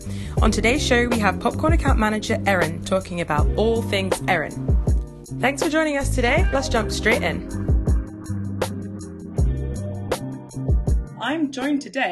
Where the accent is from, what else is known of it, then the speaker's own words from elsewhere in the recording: London, United Kingdom; moved away as an adult; now in Vancouver, Canada; can't tell from my accent, I'm from London, England, UK